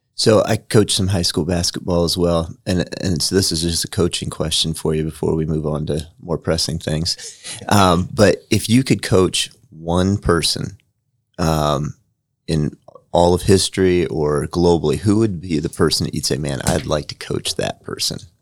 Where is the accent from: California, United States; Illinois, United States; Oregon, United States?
Illinois, United States; Freeport; now in Indiana, United States; I'm from Freeport, Illinois